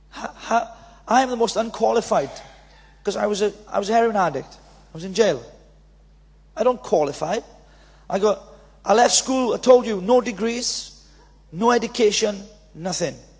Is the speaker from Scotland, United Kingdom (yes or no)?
no; Wales, United Kingdom; accent: Welsh; So I'm Welsh